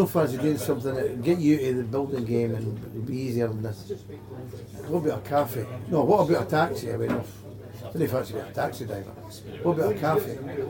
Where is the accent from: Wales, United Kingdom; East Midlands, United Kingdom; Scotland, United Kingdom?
Scotland, United Kingdom